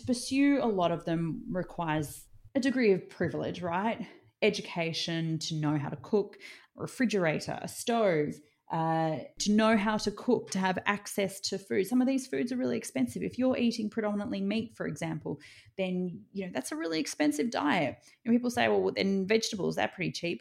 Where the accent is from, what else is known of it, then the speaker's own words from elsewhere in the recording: Australia; as an Australian